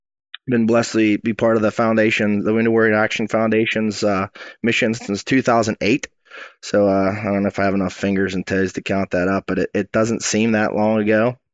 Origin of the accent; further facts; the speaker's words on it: Boswell, Pennsylvania, United States; I hail from Boswell, Pennsylvania, a little town in southwest Pennsylvania here.